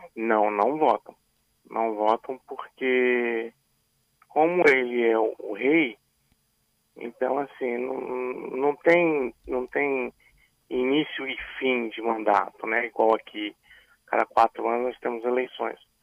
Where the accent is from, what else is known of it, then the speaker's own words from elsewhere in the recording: Vitória, Espírito Santo, Brazil; moved away as an adult; also born or lived in Dubai / Italy; eu voltei ao Brasil, voltei para Vitória